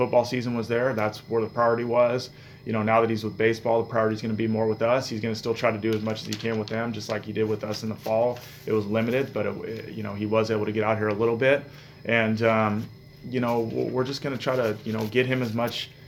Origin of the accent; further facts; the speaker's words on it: Bay Area, California, United States; I'm from the Bay Area, so I've always been an A's and Giants fan. I grew up going to the A's and Giants games